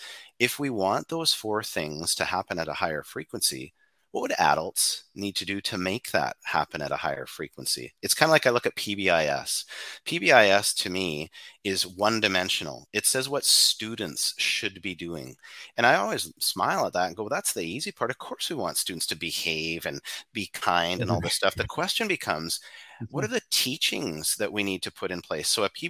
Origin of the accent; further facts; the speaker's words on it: Canada; and we're from Canada, so we'll use a hockey analogy.